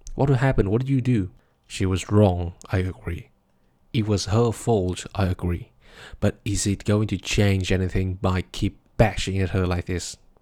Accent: Vietnam; Vietnam, my home country, a small country in Southeast Asia

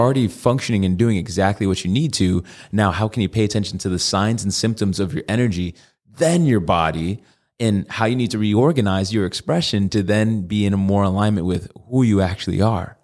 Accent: Connecticut, United States; now in Arizona, United States; I'm from Connecticut

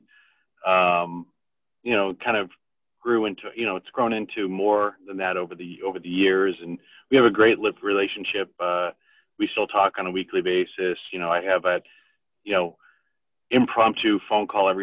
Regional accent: Boston, Massachusetts, United States; I was born in Dorchester, Massachusetts

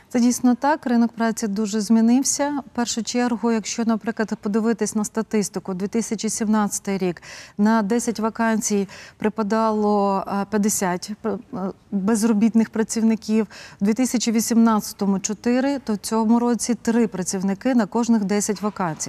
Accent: Prykarpattia, Ukraine; я сама народилася в Прикарпатті

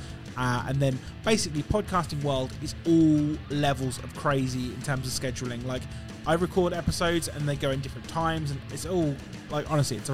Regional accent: United Kingdom; I'm British

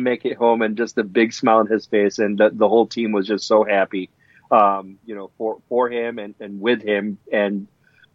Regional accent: Philippines; My home country, the Philippines

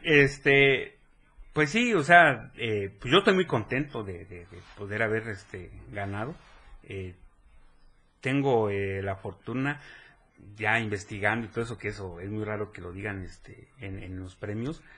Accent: Chiapas, Mexico; soy el primer chiapaneco.

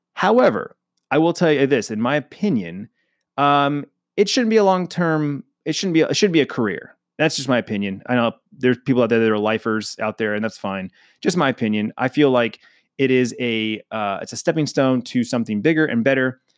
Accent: Phoenix, Arizona, United States; born and raised in Phoenix, Arizona. I'm a native, which is rare

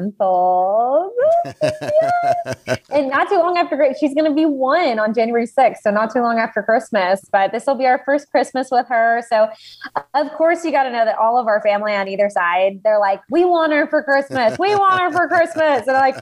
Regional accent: Texas, United States; now in Nashville, United States; because I grew up in Texas, which like country roads all the way. And I live in Nashville now.

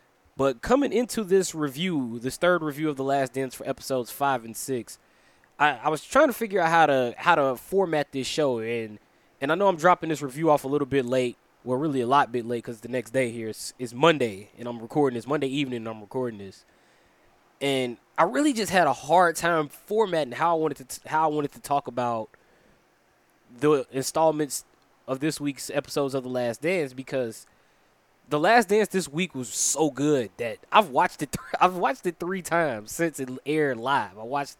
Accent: Chicago, Illinois, United States; coming to you from my hometown of Chicago, Illinois, from the 10616 Production Studios

